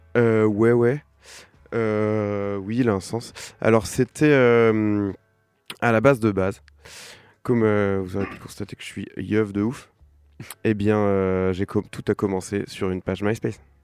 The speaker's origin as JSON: {"language": "French", "town": "Saint-Étienne-de-Montluc", "region": "Pays de la Loire", "country": "France", "tie": "born or raised there", "also_born_or_lived": "Nantes", "said": "je suis né à Nantes, mais j'ai grandi à Saint-Étienne-de-Montluc, ce qui fait toute la différence."}